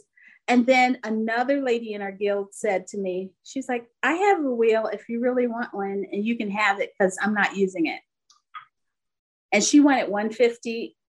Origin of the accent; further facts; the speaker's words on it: Philadelphia, Pennsylvania, United States; moved away as an adult; also born or lived in northwest Indiana near Chicago; now in Fort Wayne, United States; I grew up and lived in Philadelphia all my life until I met my husband